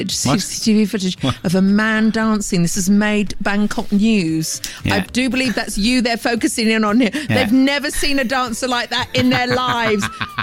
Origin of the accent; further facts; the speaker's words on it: Cardiff, Wales, United Kingdom; I'm from Cardiff.